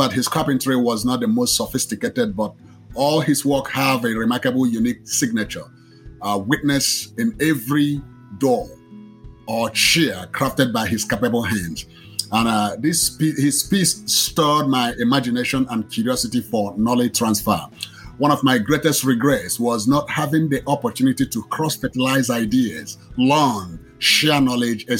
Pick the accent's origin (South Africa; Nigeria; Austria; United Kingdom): Nigeria; moved away as an adult; now in Austin, United States; I was originally born in Nigeria